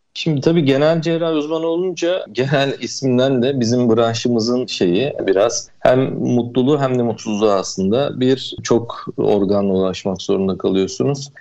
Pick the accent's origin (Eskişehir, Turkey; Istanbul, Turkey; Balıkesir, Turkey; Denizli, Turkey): Denizli, Turkey; also born or lived in Izmir; now in Fethiye, Turkey; Ben 1977 Denizli doğumluyum.